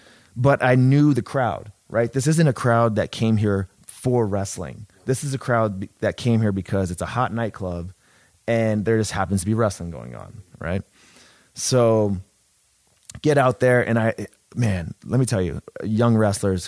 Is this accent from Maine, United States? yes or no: no; San Diego, California, United States; I'm from San Diego